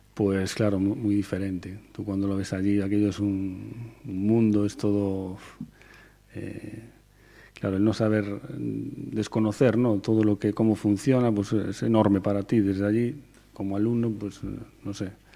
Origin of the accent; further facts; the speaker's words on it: Teixeiro, Galicia, Spain; also born or lived in A Coruña; yo soy de Teixeiro. He vivido, me he criado en Teixeiro, un pueblo del concello de Curtis